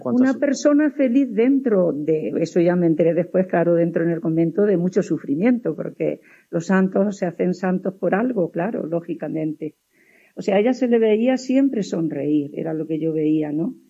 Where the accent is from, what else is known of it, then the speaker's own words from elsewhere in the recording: Huéscar, Andalusia, Spain; Mi pueblo se llama Huescar, y eh, yo era una niña